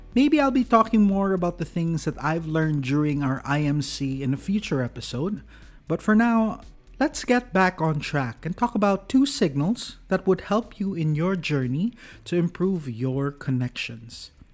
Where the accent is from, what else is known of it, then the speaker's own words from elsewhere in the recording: Cagayan de Oro, Northern Mindanao, Philippines; when I returned to my hometown of Cagayan de Oro